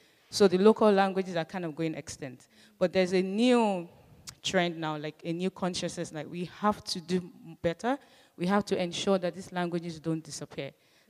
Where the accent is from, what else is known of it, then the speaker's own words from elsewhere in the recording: Nigeria; I'm from Nigeria, and the official language in Nigeria is English. So we basically speak English in school, in places of work, and everything. But while I was growing up, my parents used to speak to us in the local dialect.